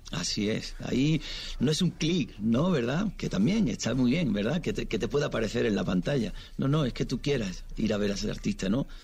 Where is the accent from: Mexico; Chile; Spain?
Spain